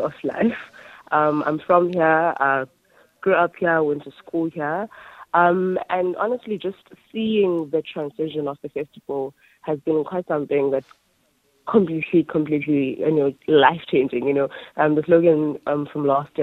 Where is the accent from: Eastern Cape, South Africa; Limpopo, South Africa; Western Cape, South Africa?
Eastern Cape, South Africa; Makhanda; my hometown, which is Mykhanda